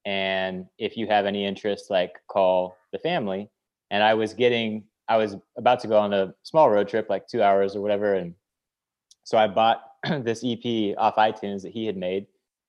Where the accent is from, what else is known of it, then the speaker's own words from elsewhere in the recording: Tacoma, Washington, United States; South of Seattle, Tacoma, Washington.